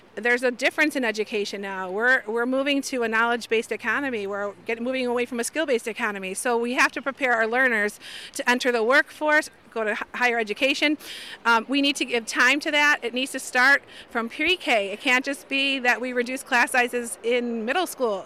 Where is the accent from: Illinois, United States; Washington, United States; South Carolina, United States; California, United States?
Illinois, United States; Chicago; I'm born and raised in Chicago. I love my city